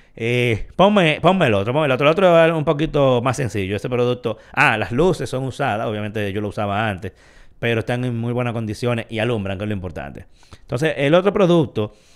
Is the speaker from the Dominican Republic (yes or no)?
yes; Dominican Republic; como todo dominicano